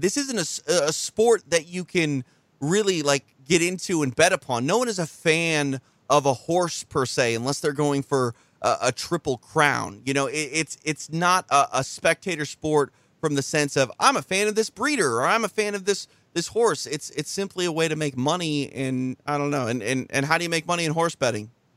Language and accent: English; Minnesota, United States; moved away; Two, two Minnesotans on the line with you